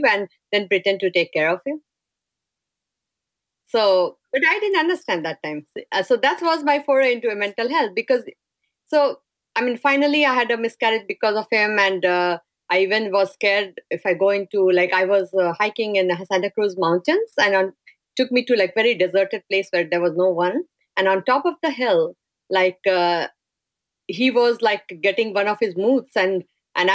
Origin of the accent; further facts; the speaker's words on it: India; moved away as an adult; I'm from India and I've grown up in a very sheltered and nice family atmosphere